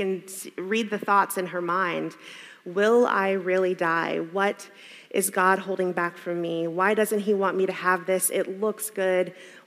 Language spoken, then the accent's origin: English; the American South, United States; For a black woman growing up in the American South, going to church at a black church in the American South, suffering was a huge part of our theology